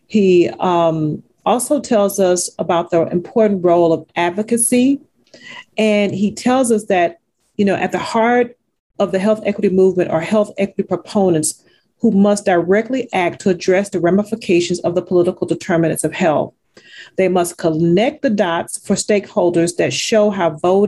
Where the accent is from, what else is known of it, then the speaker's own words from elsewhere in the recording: Texas, United States; since we're both from Texas